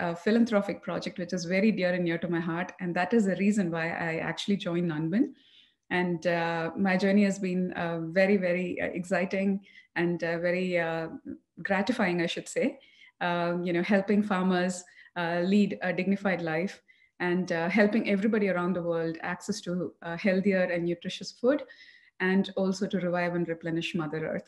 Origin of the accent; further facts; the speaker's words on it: Coimbatore, Tamil Nadu, India; moved away as an adult; also born or lived in New Orleans, United States / Columbus, Ohio, United States; now in Dallas, United States; I'm born and raised in Tamil Nadu, Coimbatore.